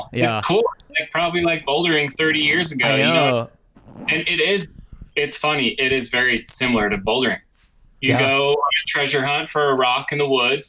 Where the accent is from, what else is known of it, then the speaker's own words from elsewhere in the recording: Delaware, United States; moved away as an adult; also born or lived in Denver, Colorado; now in Colorado, United States; I was born in Denver, but I grew up in Delaware.